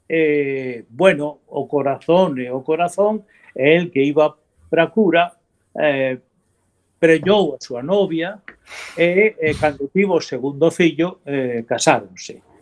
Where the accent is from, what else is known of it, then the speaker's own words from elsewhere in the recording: Asturias, Spain; Galician is a second language; now in Galicia, Spain; non son galego de nacemento. Eu son de orixen asturiano.